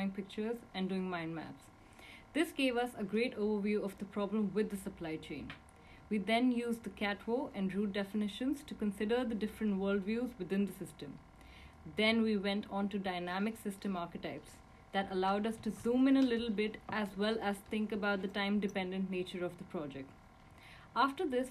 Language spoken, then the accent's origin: English; India; I'm from India